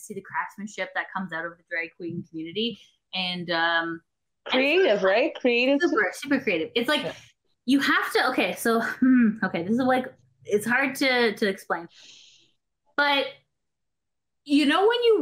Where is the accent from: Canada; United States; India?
Canada; as a Canadian